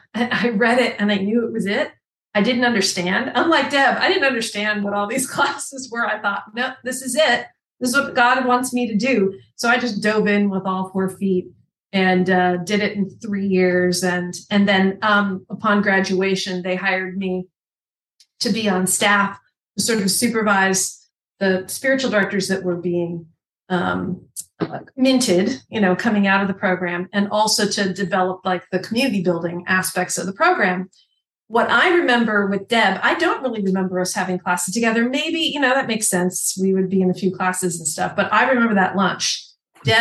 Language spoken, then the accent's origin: English; California, United States; moved away as an adult; also born or lived in Toronto, Canada / Dallas, Texas; now in Hamilton, Canada; I'm from California, which is where I met Debbie